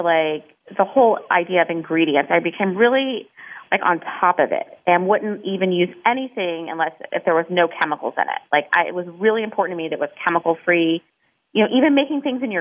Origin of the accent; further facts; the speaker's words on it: Midwest, United States; moved away; I'm from the Midwest